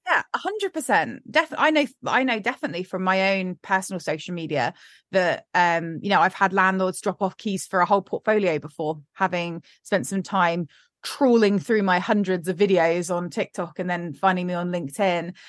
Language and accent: English; United Kingdom; we're incredibly British